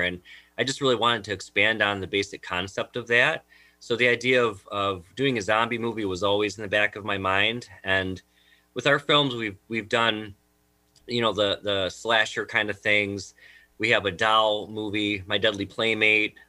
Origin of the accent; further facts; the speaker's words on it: Jamestown, New York, United States; I'm actually originally from the Jamestown, New York area